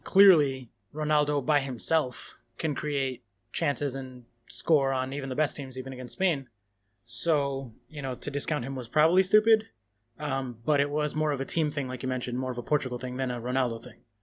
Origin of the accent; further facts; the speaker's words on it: United States; I'm American